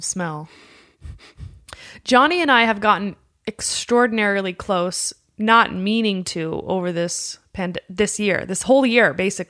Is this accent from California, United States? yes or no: yes; Los Angeles, California, United States; I'm born and raised in Los Angeles